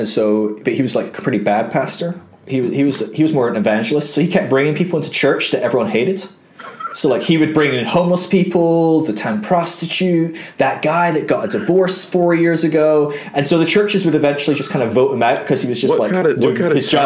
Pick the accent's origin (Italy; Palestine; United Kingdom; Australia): United Kingdom; Aberdeen, Scotland; But eventually we settled up in Aberdeen, which is right in the north of Scotland. I'm actually Scottish, believe it or not. My accent isn't very Scottish anymore.